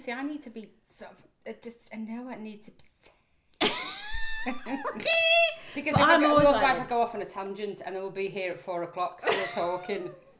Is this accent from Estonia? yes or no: no; the Wirral, North West England, United Kingdom; moved away as an adult; now in Leeds, United Kingdom; Yeah, so it's now that I've been here just that bit longer than I was born and lived on the Wirral. With the posh side.